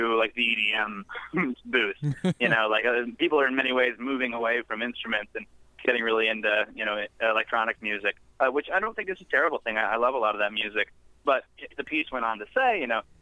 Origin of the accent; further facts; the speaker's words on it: Indianapolis, Indiana, United States; moved away as an adult; now in Nashville, United States; I grew up in Indianapolis, up north